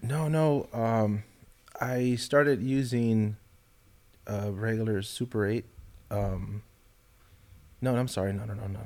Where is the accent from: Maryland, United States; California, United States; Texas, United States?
California, United States; Los Angeles; moved away as an adult; now in Austin, United States; Born in Los Angeles. Wow. I lived in in the housing projects